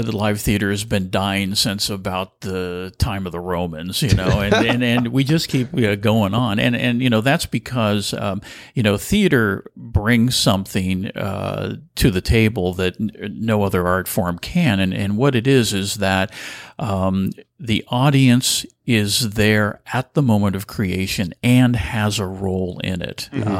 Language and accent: English; Burlingame, California, United States; Well, I'm a native of California. In fact, I'm a third generation Californian.